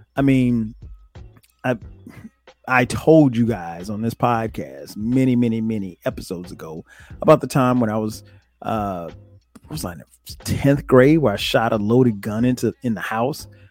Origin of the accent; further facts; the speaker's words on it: Florence, South Carolina, United States; I grew up in Florence, South Carolina.